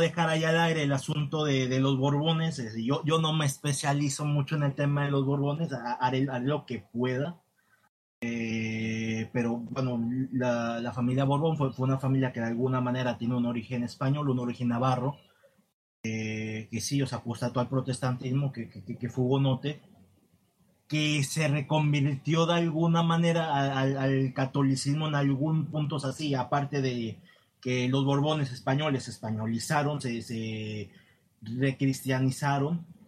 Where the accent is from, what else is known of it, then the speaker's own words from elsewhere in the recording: Nuevo Santander, Tamaulipas, Mexico; técnicamente yo no soy del Reino de México porque de, donde empieza mm, mi provincia, deja de ser el Reino de México de ahí hacia el norte, que, ya venía a ser los, las, las provincias internas de, Oriente, eh, particularmente Nueva Santander